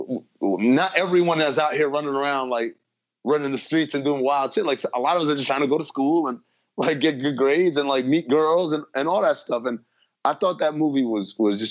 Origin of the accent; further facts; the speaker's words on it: East Coast, United States; growing up on the East Coast, I'd never been to L.A.